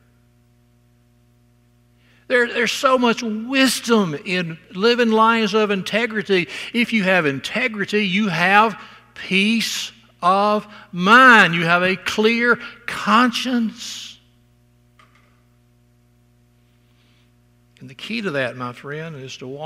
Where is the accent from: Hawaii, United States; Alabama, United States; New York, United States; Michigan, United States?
Alabama, United States; South; growing up in South Alabama